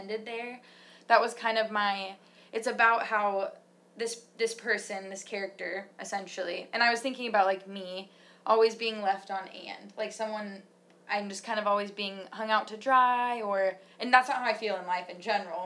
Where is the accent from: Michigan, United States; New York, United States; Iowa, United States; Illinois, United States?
Michigan, United States; We're we're from Michigan